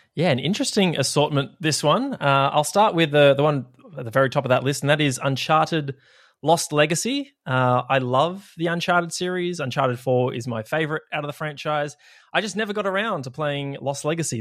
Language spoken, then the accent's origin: English; Australia; it's hellfire down here